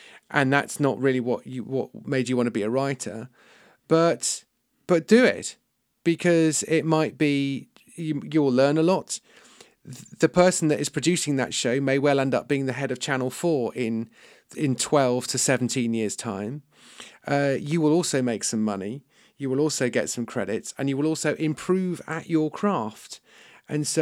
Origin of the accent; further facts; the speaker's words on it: United Kingdom; I'm British and I'm a writer.